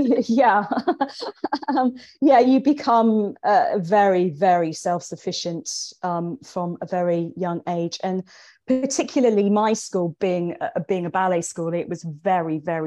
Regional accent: England, United Kingdom; moved away as an adult; also born or lived in London / Sussex / India; I grew up in England

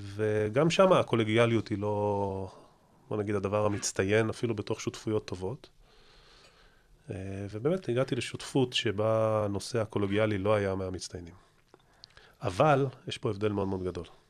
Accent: Israel

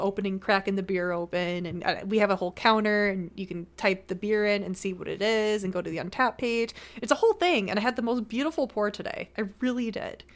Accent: Buffalo, New York, United States; I'm from Buffalo

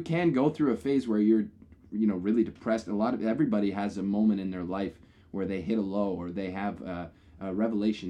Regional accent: Canada; we are from Canada, and it is snowy here in the winter.

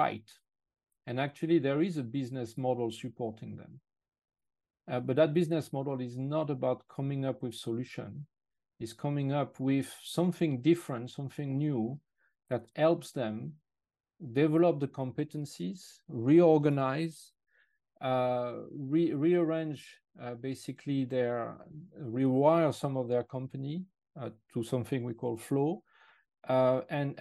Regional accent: France; English is a second language; moved away as an adult; now in United Kingdom; I'm actually originally French, and I moved to the UK a long time ago in 96. Therefore, my accent is not completely the one of a local.

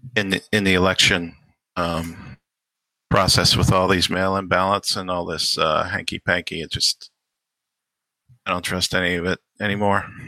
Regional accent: Pittsburgh, Pennsylvania, United States; moved away; I was from Pittsburgh

